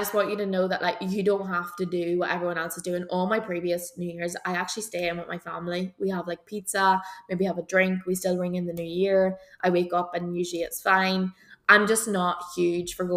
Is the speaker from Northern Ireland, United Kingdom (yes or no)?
yes; Belcoo, Northern Ireland, United Kingdom; we're from Belco